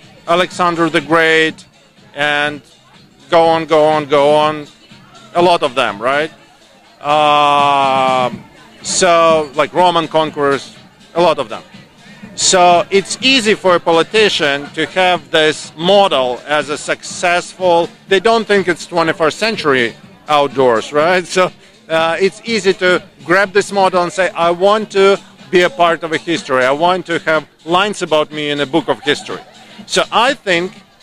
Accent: Ukraine; moved away as an adult; now in Canada; we are from Ukraine originally. 11 years ago we moved here, and our team left there

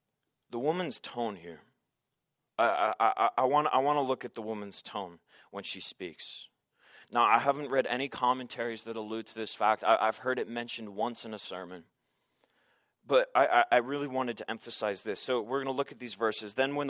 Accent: Santa Barbara, California, United States; I stopped by East Beach. You know, it's a place that my dad had taken me as a kid, and I just grew up there, and I love going there.

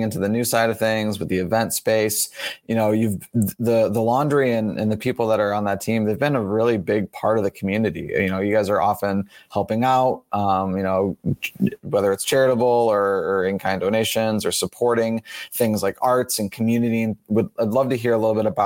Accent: Fenton, Michigan, United States; I grew up in Fenton, so I've seen the transformation of the downtown area

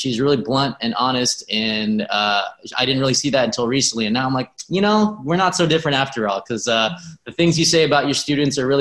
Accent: Riverside, California, United States; I grew up in Riverside, which is an hour and a half from

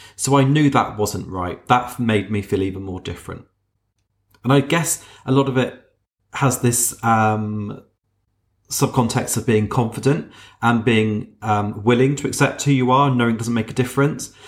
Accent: Wiltshire, South West England, United Kingdom; I grew up down in Wiltshire

